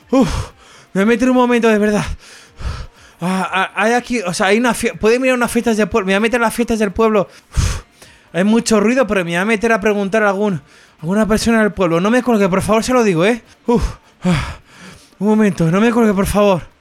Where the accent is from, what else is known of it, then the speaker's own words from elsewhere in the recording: A Coruña, Galicia, Spain; Yo, a ver, yo soy de Coruña.